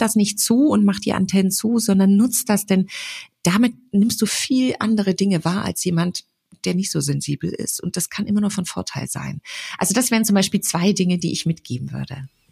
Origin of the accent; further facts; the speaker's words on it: Frankfurt, Hesse, Germany; ich komme ja aus Frankfurt